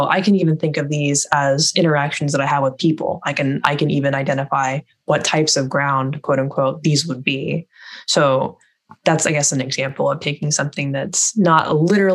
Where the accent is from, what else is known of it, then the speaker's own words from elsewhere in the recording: California, United States; I grew up in California